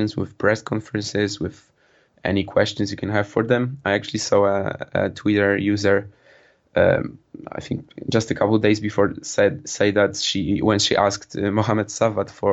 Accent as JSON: {"language": "English", "country": "Poland", "said": "I'm a student from Poland."}